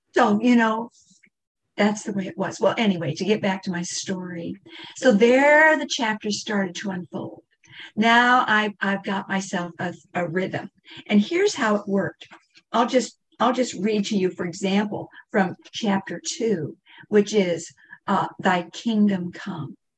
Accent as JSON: {"language": "English", "region": "Kansas", "country": "United States", "tie": "born or raised there", "said": "I'm, I'm from Kansas"}